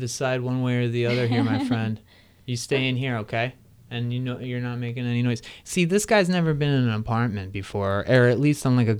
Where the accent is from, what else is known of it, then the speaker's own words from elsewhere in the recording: Crystal Lake, Illinois, United States; I'm Crystal Lake. I'm at the end.